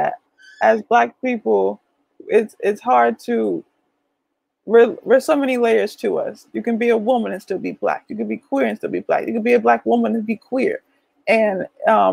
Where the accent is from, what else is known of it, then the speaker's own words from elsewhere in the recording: Irvington, New Jersey, United States; now in New Haven, United States; I'm in New Haven now, but I'm originally from Jersey